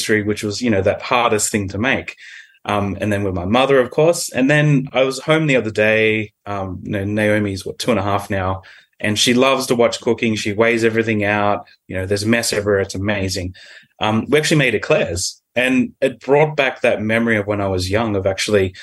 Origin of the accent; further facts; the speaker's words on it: Sydney, New South Wales, Australia; I grew up in Sydney. I grew up in the Inner West. I am an Inner West boy, and I still am here.